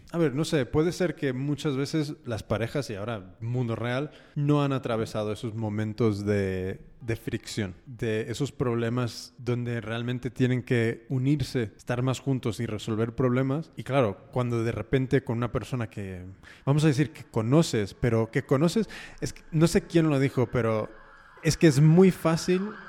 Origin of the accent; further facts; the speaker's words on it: United States; yo personalmente, yo nacido y criado en Estados Unidos.